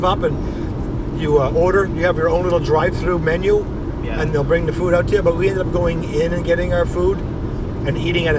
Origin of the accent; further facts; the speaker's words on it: Canada; And we come from Canada